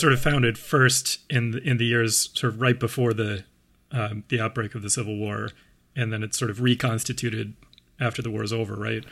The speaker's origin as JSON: {"language": "English", "town": "Sewanee", "region": "Tennessee", "country": "United States", "tie": "born or raised there", "said": "Suwanee also happens to be my hometown."}